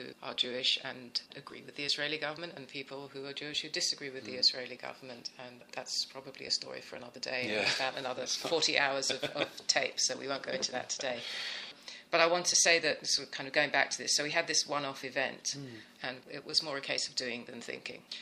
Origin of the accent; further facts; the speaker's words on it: England, United Kingdom; moved away as an adult; now in United States; Growing up in England, my Christmas Day was what you would imagine a traditional English Christmas meal would be